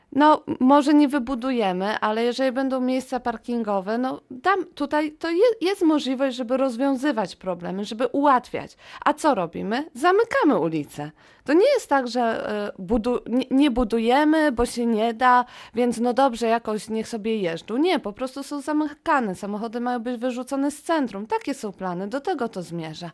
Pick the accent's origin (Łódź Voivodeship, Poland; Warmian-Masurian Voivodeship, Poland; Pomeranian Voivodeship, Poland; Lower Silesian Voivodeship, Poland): Lower Silesian Voivodeship, Poland; Wrocław; jestem rodowitą wrocławianką, mieszkam tutaj